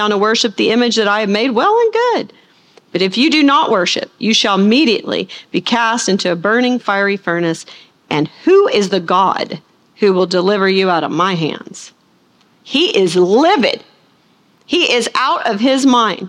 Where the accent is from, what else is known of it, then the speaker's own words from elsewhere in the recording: Arkansas, United States; I'm from Arkansas.